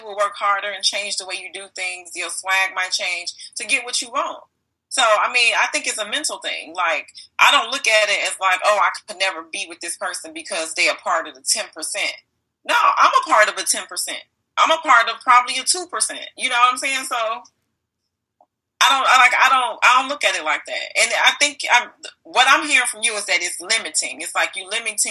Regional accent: Chicago, Illinois, United States; I'm from Chicago

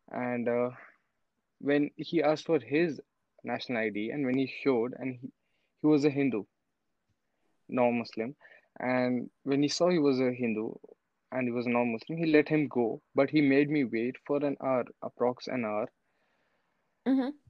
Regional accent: Riyadh, Riyadh Province, Saudi Arabia; also born or lived in India; I'm a Muslim, I was born in Riyadh, a place in Saudi Arabia

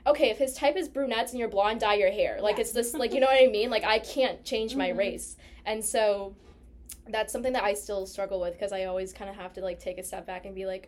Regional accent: Malden, Massachusetts, United States; we're from Malden

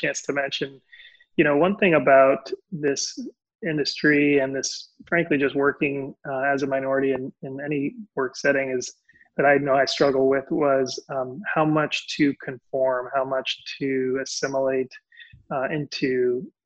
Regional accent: Puerto Rico; Puerto Rican, Latino, bilingual

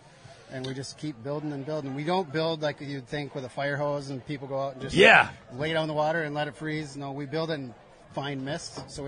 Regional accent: Minnesota, United States; accent: Minnesota; moved away as an adult; now in Pittsburgh, United States; in my hometown in Minnesota.

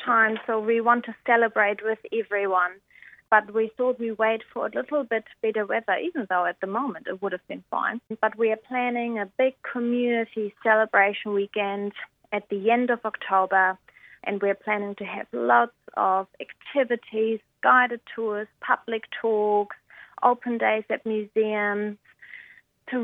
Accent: Germany; now in New Zealand; I'm from Germany

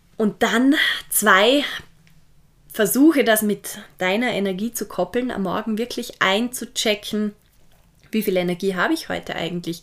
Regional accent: Vorarlberg, Austria; ich komme ja aus Vorarlberg

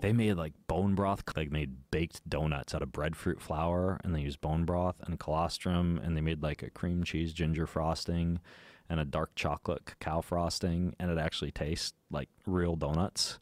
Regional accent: Idaho, United States; I grew up in Lucid, Idaho

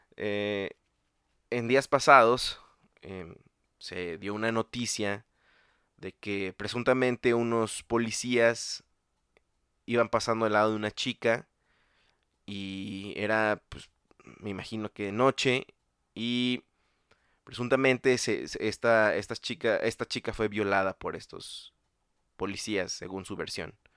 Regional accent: State of Mexico, Mexico; el Estado de México, eh, lugar de donde soy yo

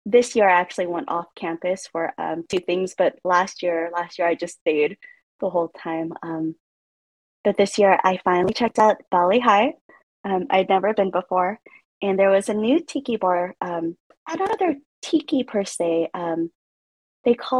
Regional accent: Ventura County, California, United States; I'm from Ventura County

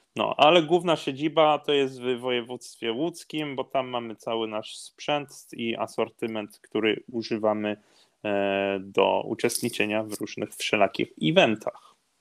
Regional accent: Norway; urodzony i wychowany w Norwegii byłem

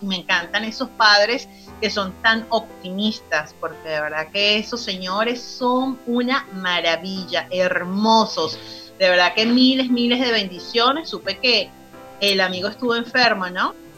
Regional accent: Venezuela; moved away as an adult; now in Argentina; nosotros las venezolanas

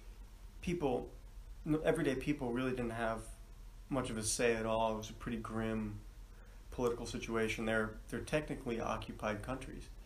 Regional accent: Hastings-on-Hudson, New York, United States; I come from Hastings on Hudson, New York

